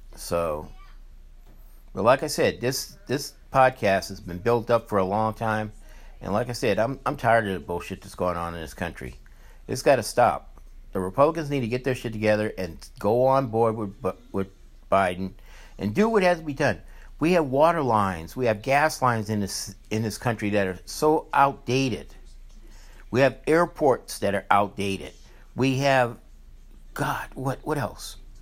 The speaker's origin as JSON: {"language": "English", "region": "Louisiana", "country": "United States", "tie": "born or raised there", "said": "I grew up in Louisiana"}